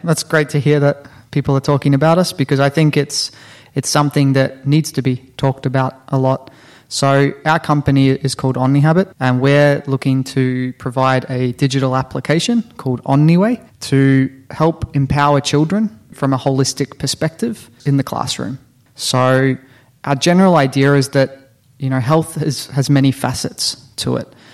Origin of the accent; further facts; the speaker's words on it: Australia; moved away as an adult; also born or lived in New Zealand; now in Finland; originally from New Zealand, born and raised in Australia, and been living in Finland for about six years now.